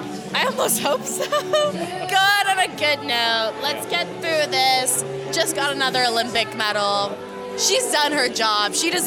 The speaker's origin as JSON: {"language": "English", "town": "Toronto", "region": "Ontario", "country": "Canada", "moved": "yes", "lives_now": "Australia", "said": "I'm from Toronto."}